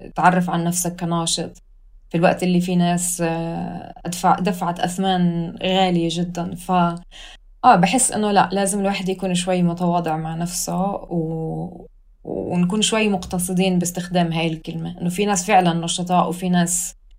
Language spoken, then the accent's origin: Arabic; Hebron Governorate, Palestine; moved away as an adult; also born or lived in Khobar, Saudi Arabia / Berlin, Germany; now in Hamburg, Germany; فاربيت في السعودية لحد ما كان عمري اثناعش، رجعوا أهلي على البلد